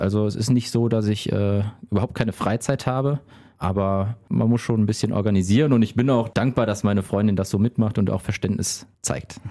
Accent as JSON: {"language": "German", "town": "Remscheid", "region": "North Rhine-Westphalia", "country": "Germany", "tie": "born or raised there", "also_born_or_lived": "Wuppertal", "said": "ich bin in Lüttringhausen, Stadtteil von Remscheid, groß geworden"}